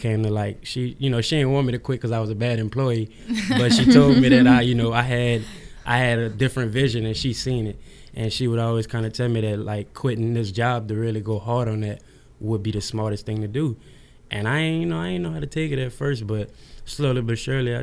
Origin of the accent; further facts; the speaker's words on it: New Orleans, Louisiana, United States; now in Houston, United States; I'm from New Orleans, Louisiana, but I moved out here to Houston after Katrina